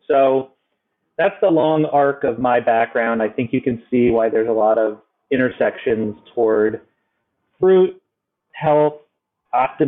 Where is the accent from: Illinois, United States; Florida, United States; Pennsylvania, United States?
Florida, United States; Miami; now in New York, United States; I was born and raised in South Florida, in Miami.